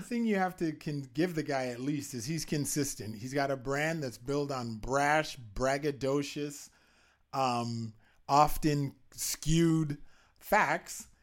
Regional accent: Canada; I'm a Canadian

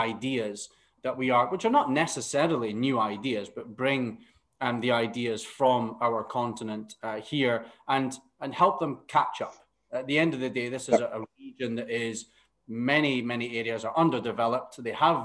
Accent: Aberdeen, Scotland, United Kingdom; moved away as an adult; now in Qatar; my hometown of Aberdeen

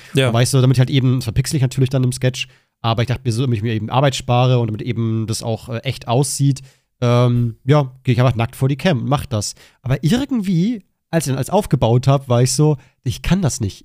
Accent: Germany; meiner Heimat

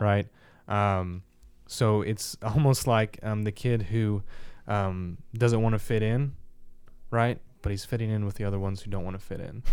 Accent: Kansas City, Midwest, United States; We're from Kansas City

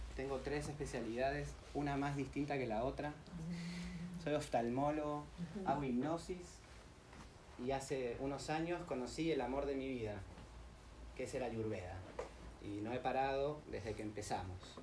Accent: Argentina; soy argentino

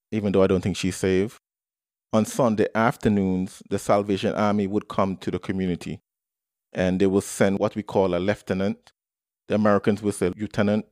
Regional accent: Antigua & Barbuda; I was born and raised in the Twin Island Nation of Antigua and Barbuda

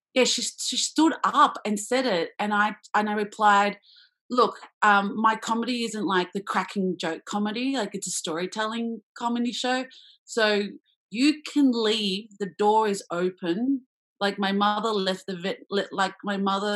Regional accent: Australia; being Australian, Asian

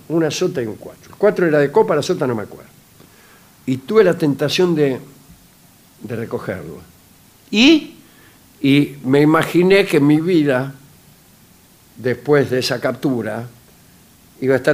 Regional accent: Rosario, Santa Fe, Argentina; soy de Rosario.

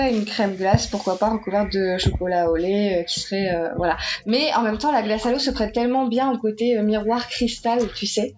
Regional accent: France; je suis française, j'habite en France

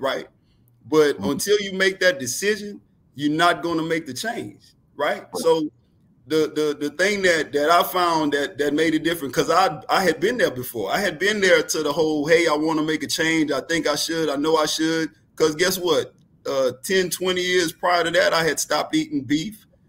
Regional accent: New Orleans, Louisiana, United States; also born or lived in Houston; I'm from New Orleans.

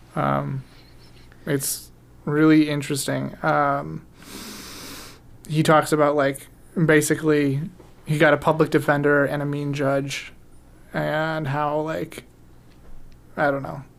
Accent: United States; we're American

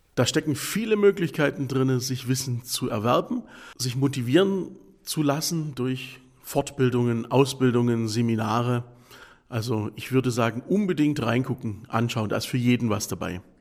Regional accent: the Ländle, Baden-Württemberg, Germany; bei uns im Ländle

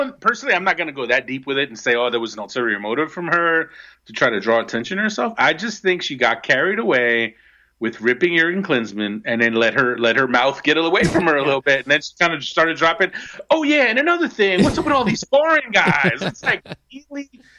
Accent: New Jersey, United States; I'm from Jersey, and even though I'm from Jersey

